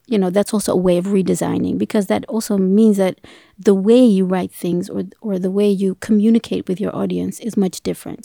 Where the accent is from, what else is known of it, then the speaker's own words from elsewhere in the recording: Ethiopia; I'm from Africa. I'm from Ethiopia